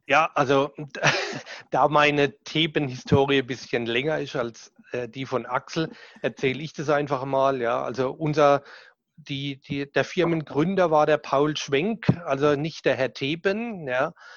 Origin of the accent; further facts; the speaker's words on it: Southern Germany, Germany; accent: süddeutscher Dialekt (southern German dialect); mein süddeutscher Dialekt, den werde ich wahrscheinlich nie